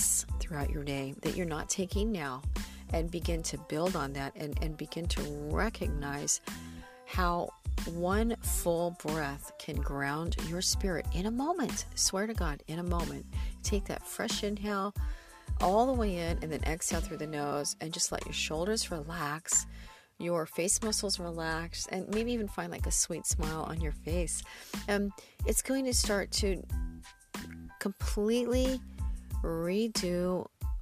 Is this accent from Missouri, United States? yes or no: yes; the Ozarks, southern Missouri, United States; moved away as an adult; also born or lived in Los Angeles, California; now in California, United States; It's right in the center of the Midwest, southern Missouri, actually